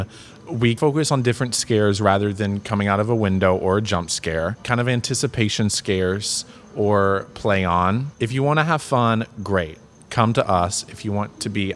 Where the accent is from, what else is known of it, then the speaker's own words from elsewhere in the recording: Kentucky, United States; now in Los Angeles, United States; I grew up in Kentucky, so I'm used to building with wood and like on a farm